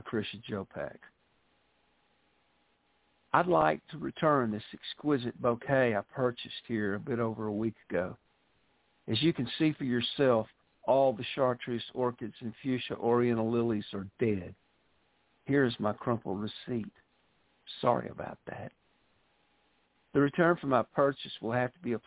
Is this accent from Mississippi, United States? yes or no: yes; Mississippi Delta, United States; accent: Southern; I was born in the Mississippi Delta, and that's where I was raised.